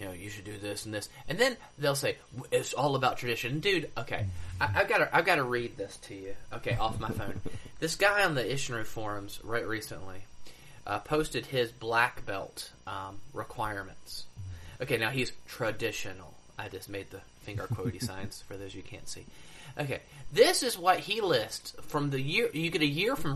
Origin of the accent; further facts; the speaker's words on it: United States; I'm an American